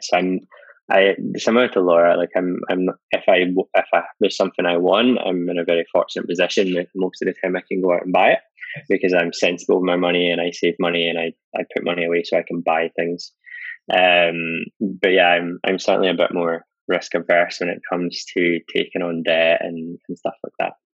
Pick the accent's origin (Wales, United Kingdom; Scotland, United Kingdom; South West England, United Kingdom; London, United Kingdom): Scotland, United Kingdom; being Scottish